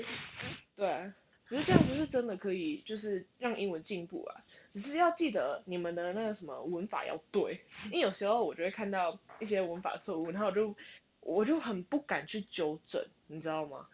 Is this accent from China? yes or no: no; Canada; 我其实是从加拿大来